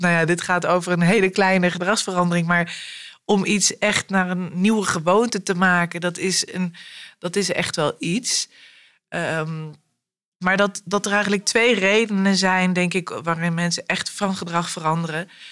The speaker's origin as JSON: {"language": "Dutch", "town": "Arnhem", "region": "Gelderland", "country": "Netherlands", "tie": "born or raised there", "said": "ik ben in Arnhem opgegroeid"}